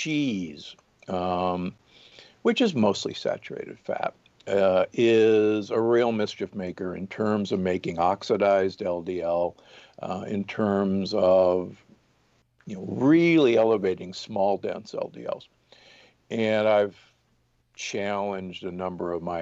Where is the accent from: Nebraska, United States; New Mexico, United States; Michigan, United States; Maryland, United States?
Nebraska, United States; Omaha; I grew up in Omaha, Nebraska, and, you know, the beef state